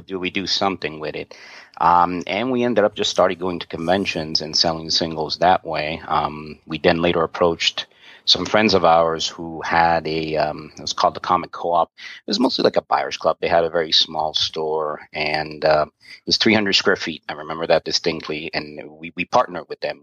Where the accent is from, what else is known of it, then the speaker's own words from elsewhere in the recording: New York, United States; I'm from New York. I'm Italian